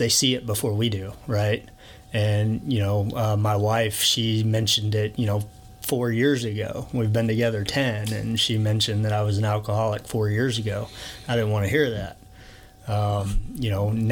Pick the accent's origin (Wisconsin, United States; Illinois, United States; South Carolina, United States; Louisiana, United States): Louisiana, United States; Alexandria; born or raised there; moved away; also born or lived in Tulsa, Oklahoma